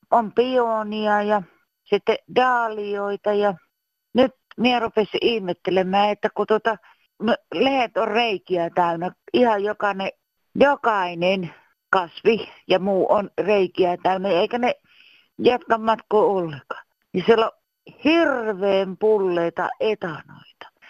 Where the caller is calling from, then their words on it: Loimaa, Southwest Finland, Finland; tälleen olen Loimalta